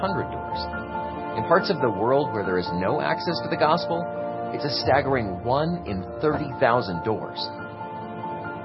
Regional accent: United States; I'm from America, and in my town, there was a church on practically every corner

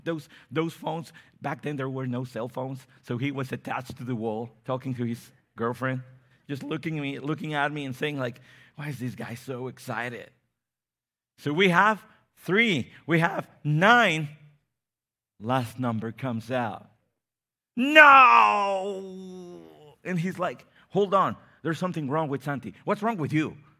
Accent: Mexico City, Mexico; I come from Mexico City

